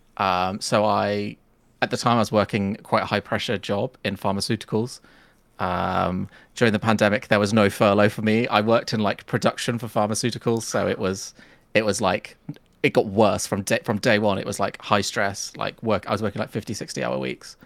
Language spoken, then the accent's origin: English; Nuneaton, West Midlands, United Kingdom; I'm from a small town called Nuneaton in, uh, the Midlands of, uh, the U K